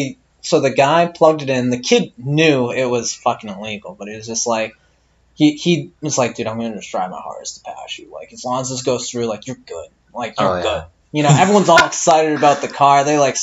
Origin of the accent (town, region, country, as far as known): Massachusetts, United States